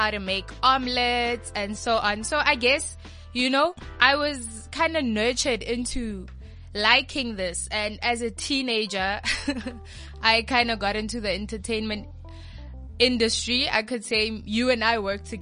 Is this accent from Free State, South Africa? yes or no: no; Pretoria, Gauteng, South Africa; also born or lived in Rustenburg / Potchefstroom; I've been living in Pretoria since the age of 3. So I believe that ke motho tla ga Pitori, and I'm in love with being from, you know, the Jacaranda city